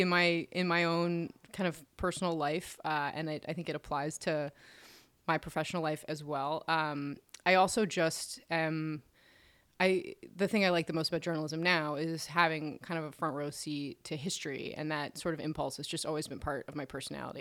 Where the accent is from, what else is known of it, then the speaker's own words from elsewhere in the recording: Philadelphia, Pennsylvania, United States; also born or lived in Detroit, Michigan / Florida; I mostly grew up in the Philadelphia area